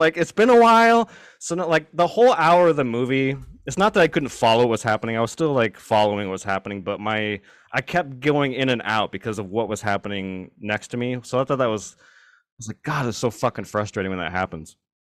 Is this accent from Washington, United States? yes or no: yes; Richland, Washington, United States; We grew up in Hanford, or not in Hanford, Richland, which is the neighboring